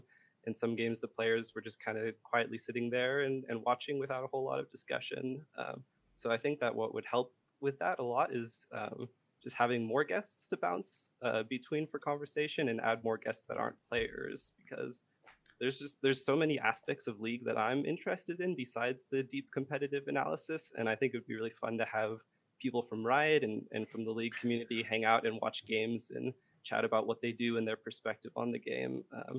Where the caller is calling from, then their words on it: Santa Rosa, California, United States; I'm calling from Santa Rosa, California.